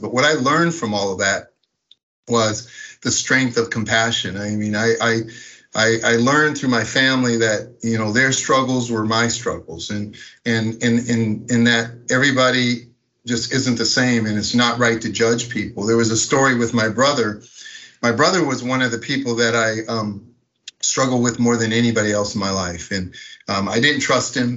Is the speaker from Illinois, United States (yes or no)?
no; Minneapolis, Minnesota, United States; I grew up in Minneapolis, Minnesota.